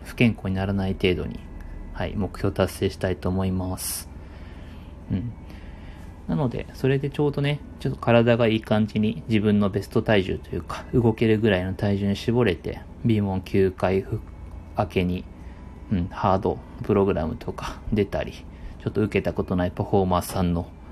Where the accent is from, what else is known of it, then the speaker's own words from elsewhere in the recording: Chiba, Japan; 僕はあの、地元が千葉